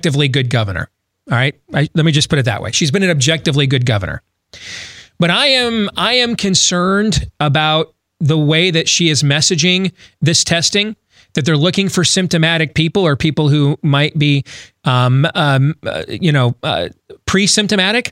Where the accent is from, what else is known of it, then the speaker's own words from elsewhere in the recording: Des Moines, Iowa, United States; here in my hometown of Des Moines.